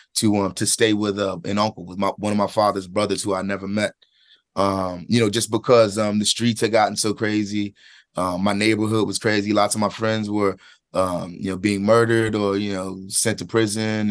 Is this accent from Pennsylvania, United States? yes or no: yes; Philadelphia, Pennsylvania, United States; I'm from Philadelphia, from a specific place and, and, and time there.